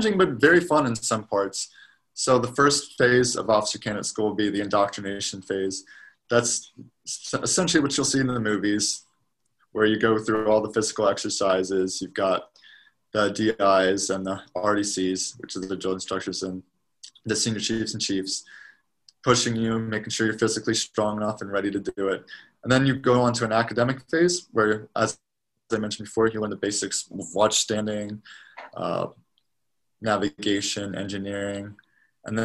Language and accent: English; Maryland, United States; moved away as an adult; also born or lived in Knoxville, Tennessee; I'm originally from Maryland